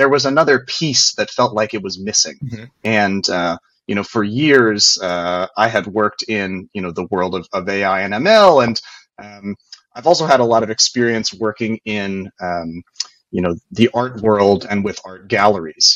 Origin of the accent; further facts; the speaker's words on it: West Virginia, United States; I'm from West Virginia